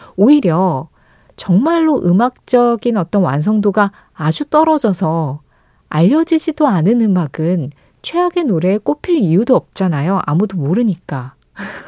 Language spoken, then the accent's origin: Korean; South Korea; 한국이라는 이 나라에 태어나서